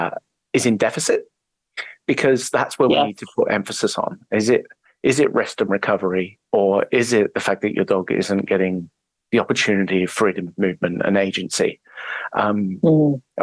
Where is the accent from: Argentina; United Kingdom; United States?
United Kingdom; English countryside, England; moved away as an adult; I'm English. I grew up in the English countryside